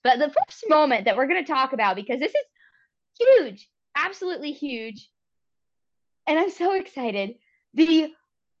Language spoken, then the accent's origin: English; Charleston, West Virginia, United States; also born or lived in Elkins, West Virginia; I grew up in Charleston, where there's an ice rink right there.